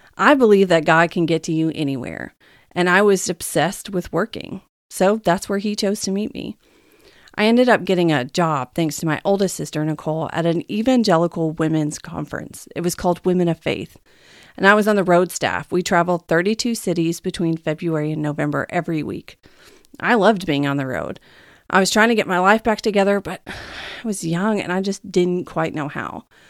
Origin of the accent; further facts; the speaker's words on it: the Bible Belt, United States; moved away as an adult; now in California, United States; I was raised in the Bible Belt of America, and I never really understood what that meant until I actually left it and moved to California a few years ago